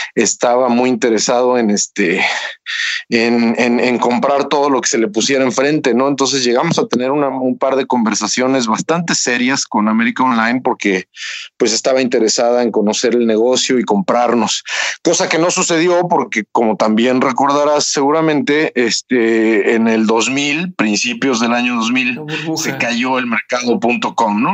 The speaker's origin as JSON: {"language": "Spanish", "town": "Toluca", "region": "State of Mexico", "country": "Mexico", "moved": "as an adult", "lives_now": "Silicon Valley, United States", "said": "Yo soy de Toluca"}